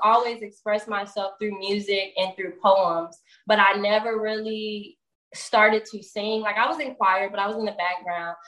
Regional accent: Atlanta, Georgia, United States; also born or lived in Indianapolis, Indiana; I'm from Indianapolis, but I was raised here. I've been here since I was three. Um, so I'm in Atlanta currently

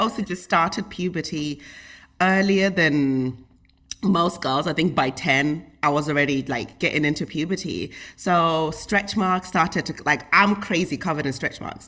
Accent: United Kingdom; I grew up in the United Kingdom, and we lived in, like, a small little town

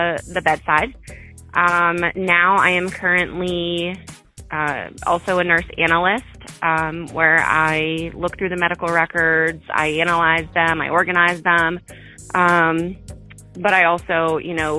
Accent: Pennsylvania, United States; I'm from Pennsylvania, from a really small town

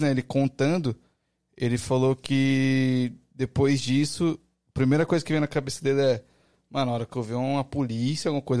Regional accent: São Paulo, Brazil; Sou de São Paulo.

